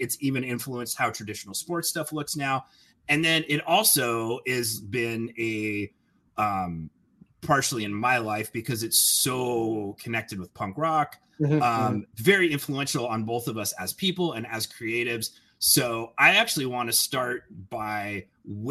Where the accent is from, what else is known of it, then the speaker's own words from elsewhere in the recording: Denver, Colorado, United States; I grew up in Denver